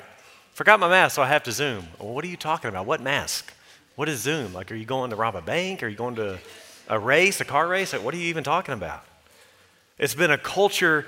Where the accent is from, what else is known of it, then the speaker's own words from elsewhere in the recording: United States; we, as an American people